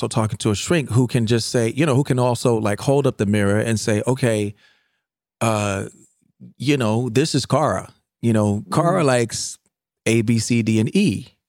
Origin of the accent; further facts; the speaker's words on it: Virginia, United States; accent: Virginian; I know when I go back home sometimes, like, and I'm talking to my friends, like my Virginian accent kicks in, right?